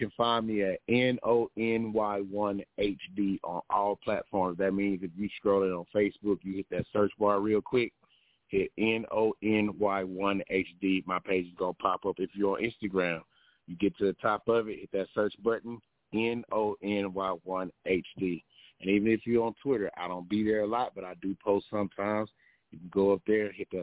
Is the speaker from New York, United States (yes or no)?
no; Athens, Georgia, United States; moved away as an adult; also born or lived in Texas (Killeen); now in Augusta, United States; I'm originally from Athens, Georgia.